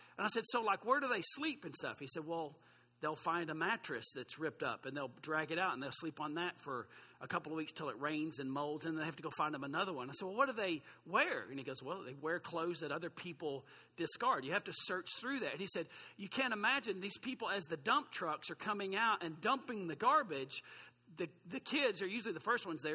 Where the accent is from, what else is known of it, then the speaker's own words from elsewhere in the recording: Duncan, Oklahoma, United States; now in Oklahoma City, United States; I'm from East Duncan, so we make up words around there.